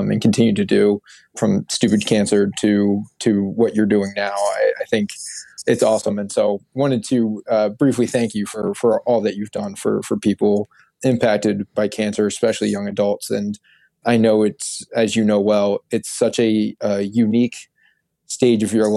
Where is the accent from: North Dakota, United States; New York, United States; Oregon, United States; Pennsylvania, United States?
Pennsylvania, United States; outside of Philadelphia; also born or lived in Syracuse; my hometown outside of Philadelphia